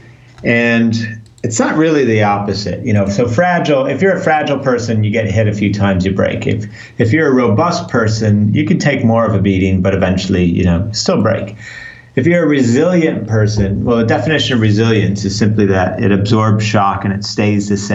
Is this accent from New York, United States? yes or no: no; Chicago, Illinois, United States; moved away as an adult; now in London, United Kingdom; I live in London in the UK, but I grew up in Chicago, even though I haven't lived in the US for 20 years